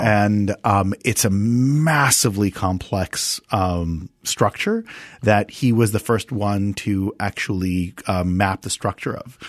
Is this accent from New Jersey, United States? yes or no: yes; Montclair, New Jersey, United States; also born or lived in Israel; I was actually born in Israel, and I grew up in New Jersey since the age of ten.